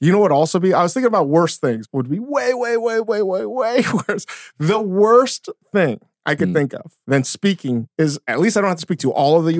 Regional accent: South Korea; except that like now I'm not going to tell people I'm Korean.

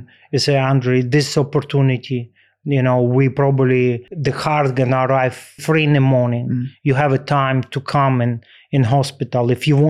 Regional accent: Ukraine; English is a second language; growing up in Ukraine and be part of the Dynamo Kyiv U team, and then I was big fan of Dynamo Kyiv.

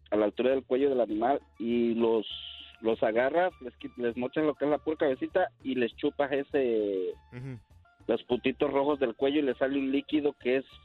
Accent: Guerrero, Mexico; yo soy de Guerrero

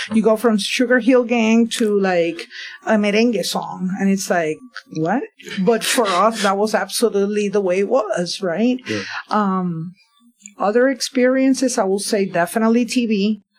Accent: Bayamón, Puerto Rico; moved away as an adult; now in Philadelphia, United States; I grew up in Bayamón, Puerto Rico.

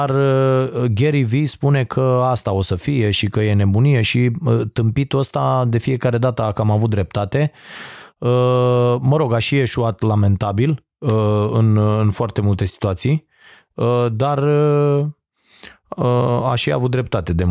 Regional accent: Romania; pentru mine faptul că sunt român

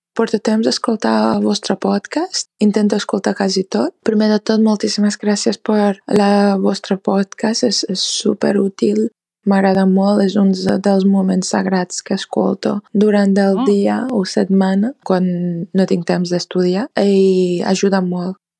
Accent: Iran; Catalan is a second language; moved away as an adult; now in Girona, Spain; jo sóc d'Iran i estic visquent a Girona des de 2017 i des de 2019 he començat a aprendre català

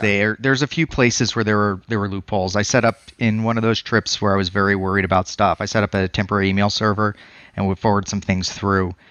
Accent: Colorado, United States; now in Phoenix, United States; I'm from Colorado before this

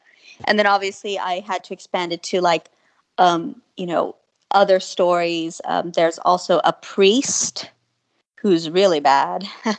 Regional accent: San Antonio, Texas, United States; I'm from San Antonio, Texas.

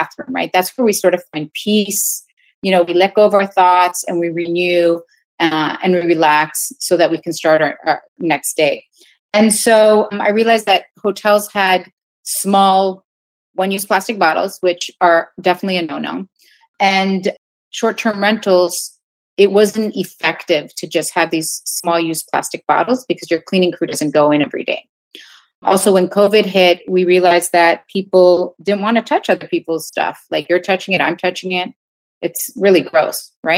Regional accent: Canada; moved away as an adult; now in New York, United States; back home in Canada, because I'm Canadian originally

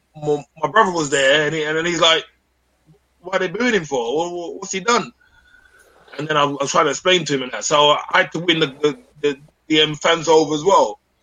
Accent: London, United Kingdom; I'm a Londoner

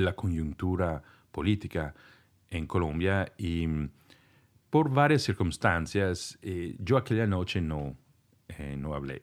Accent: Italy; first language Italian; Spanish is a second language; moved away; soy de Italia y conocía este idioma en ese entonces solamente

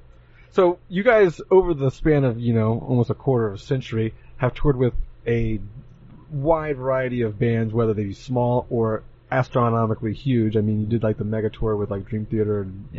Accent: Jacksonville, Florida, United States; my hometown, Jacksonville

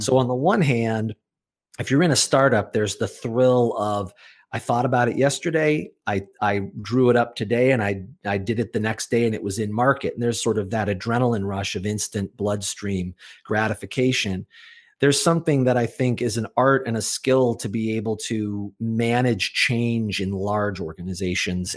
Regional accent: Chicago, Illinois, United States; moved away as an adult; now in Massachusetts, United States; I was born in Chicago, Illinois

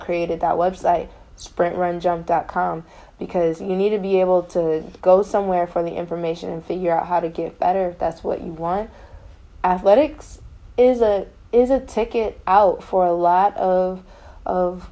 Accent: Elyria, Ohio, United States; I'm from Elyria, Ohio. We have one public high school

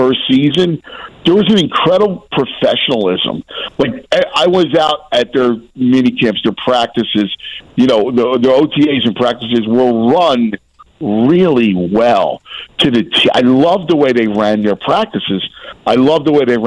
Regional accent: Philadelphia, Pennsylvania, United States; also born or lived in New York / Chicago; I worked in New York, Chicago. I've been all around the country, and I went back to Philly, and I kind of wear it on my sleeves

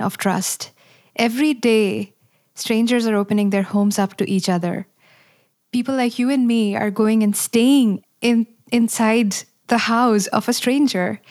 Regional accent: India; moved away as an adult; now in United States; I'm also a mother of five and born and raised in India

